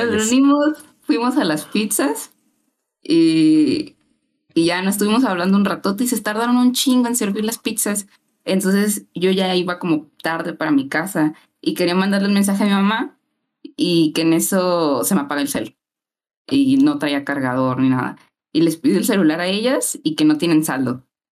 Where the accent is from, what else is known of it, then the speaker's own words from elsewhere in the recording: Poza Rica, Veracruz, Mexico; yo soy de Poza Rica